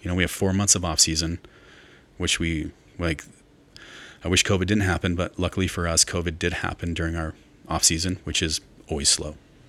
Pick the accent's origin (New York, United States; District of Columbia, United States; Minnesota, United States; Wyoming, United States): Wyoming, United States; Jackson; I'm a ski kid. I grew up in the Simpson house and the Rat Box, all the houses I lived in Jackson, in East Jackson